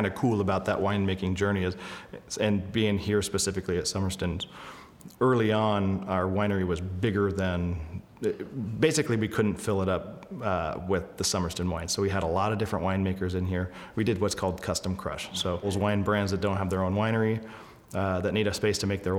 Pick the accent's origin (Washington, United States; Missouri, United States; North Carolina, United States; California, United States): Washington, United States; Belfair; moved away as an adult; now in Napa, United States; I'm originally from Washington State, the western side of the state, a little town called Belfair